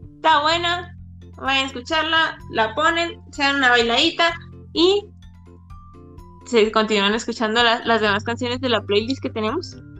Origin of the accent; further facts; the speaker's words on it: Mazatlán, Sinaloa, Mexico; now in Guadalajara, Mexico; soy de Mazatlán, Sinaloa, pero estoy viviendo en Guadalajara, Jalisco